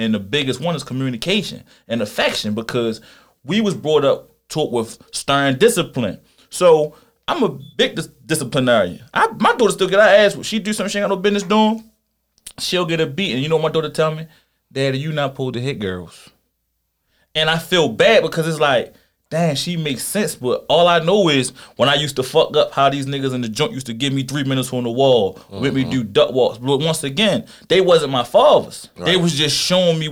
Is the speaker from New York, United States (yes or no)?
no; Philadelphia, Pennsylvania, United States; I was born in Philly